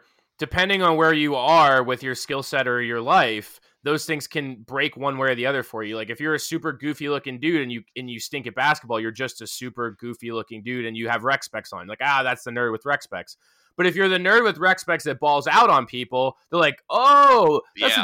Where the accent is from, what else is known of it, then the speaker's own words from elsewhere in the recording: Pennsylvania, United States; Washington, PA, which is right down the street from my hometown